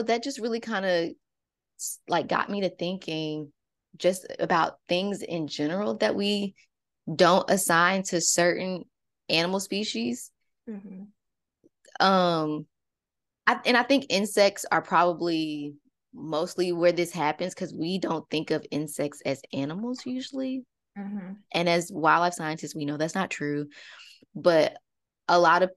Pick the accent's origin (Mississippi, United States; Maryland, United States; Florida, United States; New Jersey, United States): Mississippi, United States; we're from Mississippi. We're from, you know, not necessarily the country, but anyway, we got snakes. It's Mississippi, right? I just remember, like, back in my childhood